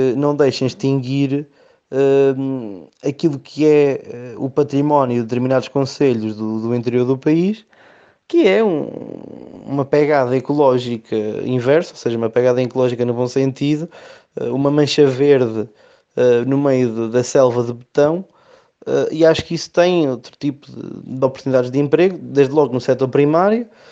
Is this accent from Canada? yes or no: no; Oliveira do Hospital, Centro, Portugal; pelo amor à minha terra